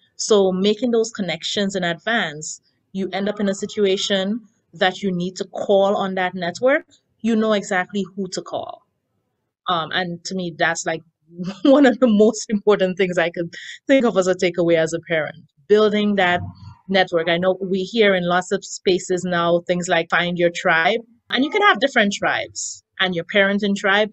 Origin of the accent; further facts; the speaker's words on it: Grenada; now in United States; I've been in Queens for the past 15 years, I work in Manhattan. Prior to that, I had lived in Brooklyn. I emigrated from Grenada.